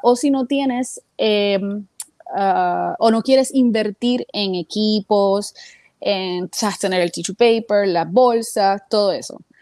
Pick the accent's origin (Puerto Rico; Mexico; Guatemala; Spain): Puerto Rico; now in United States; desde que nací en Puerto Rico